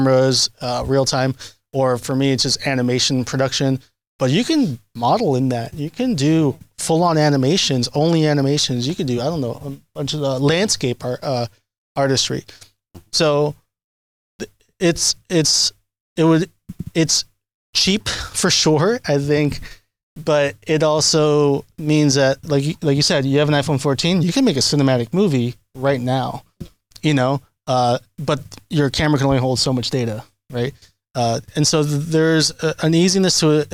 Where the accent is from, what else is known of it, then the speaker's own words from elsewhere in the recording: New York City, New York, United States; I grew up in Washington Heights